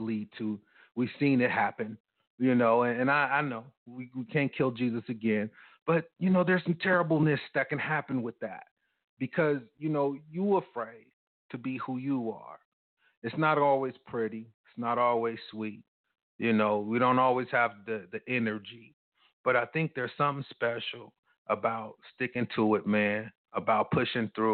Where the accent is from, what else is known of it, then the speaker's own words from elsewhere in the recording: United States; as a black guy growing up in America